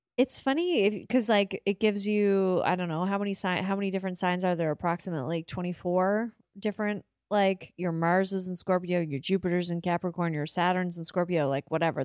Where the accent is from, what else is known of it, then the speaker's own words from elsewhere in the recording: Montague, Prince Edward Island, Canada; I was born in Montague, Prince Edward Island